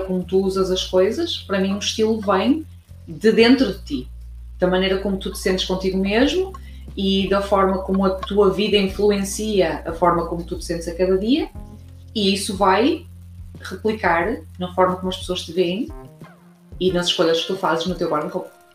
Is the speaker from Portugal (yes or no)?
yes; Braga, Norte, Portugal; now in Cork, Ireland; sou portuguesa de uma cidade chamada Braga, mas vivo em Cork, na Irlanda